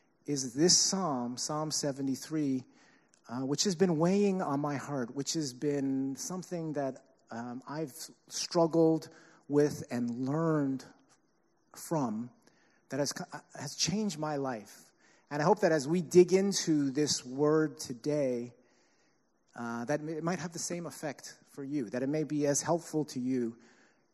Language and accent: English; New York City, New York, United States; I'm from Staten Island